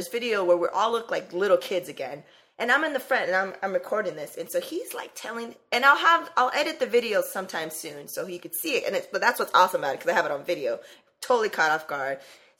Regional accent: California, United States; He's like, where are you from? And I'm all, Cali.

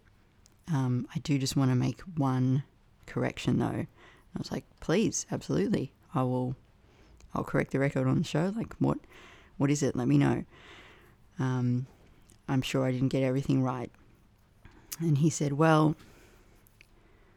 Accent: Canberra, Australian Capital Territory, Australia; moved away; Canberra and poets there and my fraught relationship with my hometown

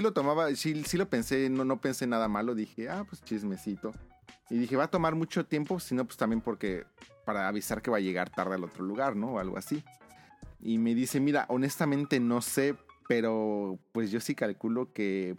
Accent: Mexico; moved away as an adult; now in Japan; de México

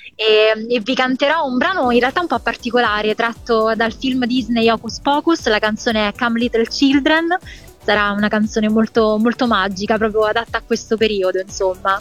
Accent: Rome, Lazio, Italy; io vengo da Roma

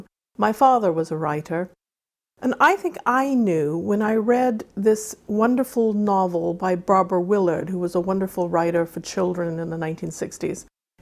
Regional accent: Wales, United Kingdom; also born or lived in Arizona, United States; I grew up in Wales on the island of Anglesey, and I grew up in Arizona out in the desert with all the saguaro cactus and the coyotes

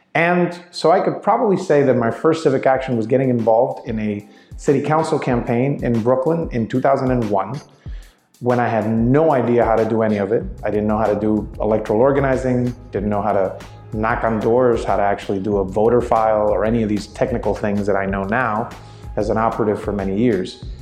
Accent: Puerto Rico; moved away as an adult; now in New York, United States; I come from Puerto Rico. I was born and raised there

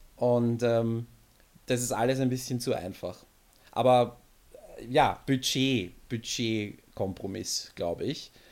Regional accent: Austria; bei uns in Österreich

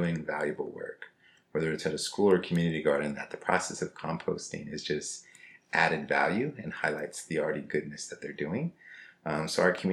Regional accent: Los Angeles, California, United States; also born or lived in Miami, Florida; born and raised in Los Angeles

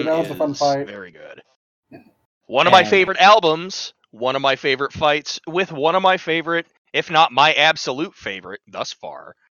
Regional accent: Washington, United States; I'm from Washington and I'm north of Seattle

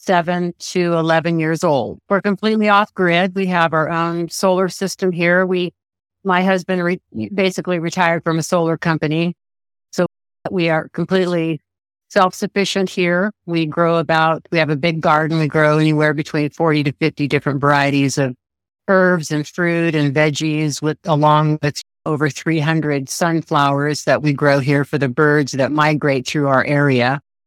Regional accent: Santa Barbara, California, United States; We got out of California because California got a little too busy. We're from the Santa Barbara area for us, and we were looking for land, and 80 acres basically fell in our laps.

